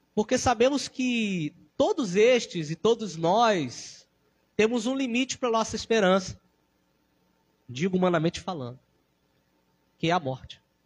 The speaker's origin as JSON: {"language": "Portuguese", "country": "Brazil", "said": "nós cristãos sabemos que somos brasileiros"}